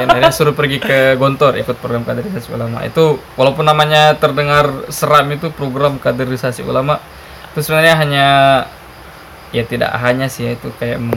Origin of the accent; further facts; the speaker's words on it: South Sulawesi, Indonesia; saya dari Sulawesi Selatan, merantau ke Jogja, tamat SMA, kuliah di UNY, kuliah di PUTM, UNY itu.